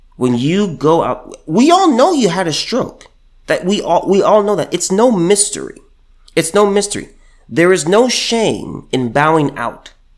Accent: California, United States; moved away as an adult; until I moved away from California and moved here

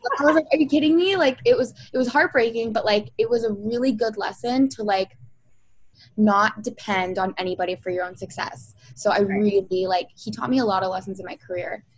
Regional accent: Toronto, Ontario, Canada; I'm from Toronto.

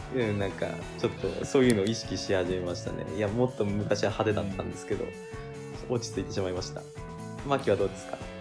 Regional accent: Kesennuma, Miyagi, Japan; 自分の地元が宮城の気仙沼なんですけど

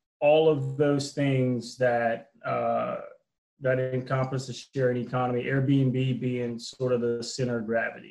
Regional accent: New Orleans, Louisiana, United States; I'm originally from New Orleans, active duty military

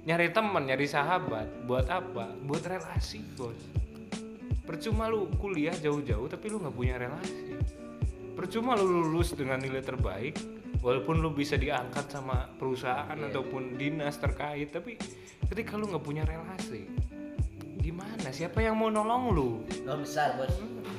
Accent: Purwokerto, Central Java, Indonesia; gue sebagai orang perantauan ya yang jauh dari gue gue dari Purwokerto ya

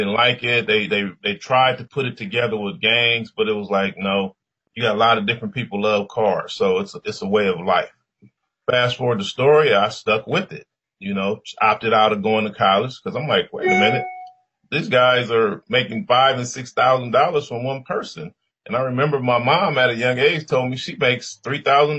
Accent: Compton, California, United States; I grew up in Compton, California

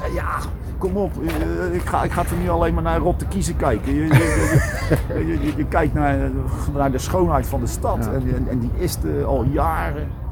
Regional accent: Rotterdam, South Holland, Netherlands; also born or lived in Schiedam; als Rotterdammer van Zuid

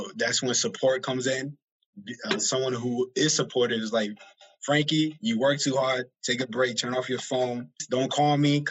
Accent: Worcester, Massachusetts, United States; I grew up on Belmont Street, the little Hooper Projects that's there, which is next to Green Hill Park

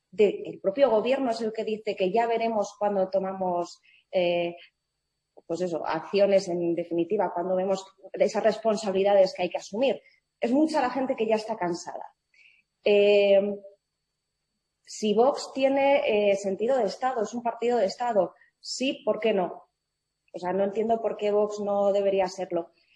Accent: Madrid, Community of Madrid, Spain; mi madre es escocesa y mi padre es cubano, yo nací en Madrid, yo me siento más española que nadie

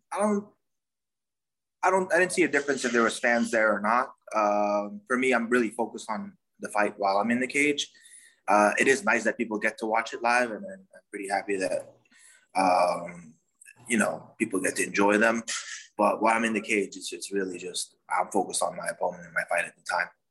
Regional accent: Suriname; now in United States; I'm from Suriname country in South America.

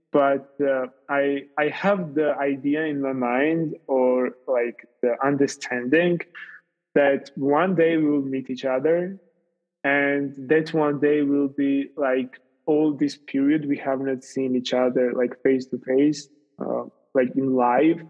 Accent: Tbilisi, Georgia; moved away as an adult; also born or lived in Italy; I have not been in Georgia, in my hometown Tbilisi, for approximately 2 years.

